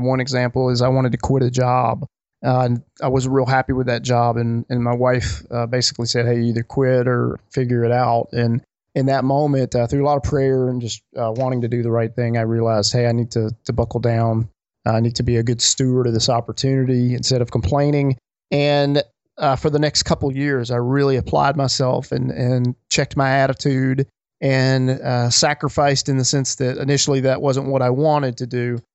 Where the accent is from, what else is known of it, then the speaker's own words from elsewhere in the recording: Alabama, United States; I grew up in Alabama